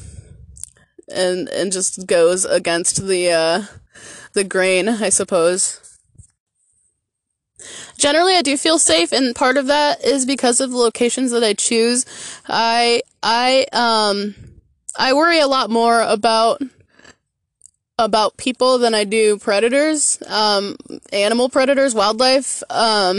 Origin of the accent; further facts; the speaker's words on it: Michigan, United States; moved away as an adult; My family lives back in my home state of Michigan. I'm the only one that ventured out, and I did that 11 years ago when I was 20 years old